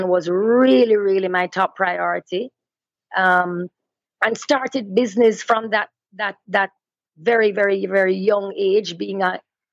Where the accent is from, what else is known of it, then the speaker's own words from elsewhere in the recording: Linstead, Saint Catherine, Jamaica; also born or lived in Kingston, Jamaica; I was born in Kingston and my family moved to a farm in Linstead, St. Catherine, which is rural Jamaica, when I was maybe about 7 years old. And so I sort of shared both worlds, both rural Jamaica and the city life, because I went to school in the city